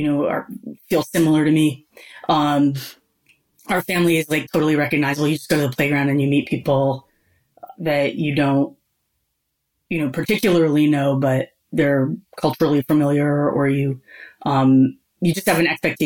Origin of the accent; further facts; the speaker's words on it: New England, United States; also born or lived in Philadelphia; now in Northampton, United States; I grew up in New England.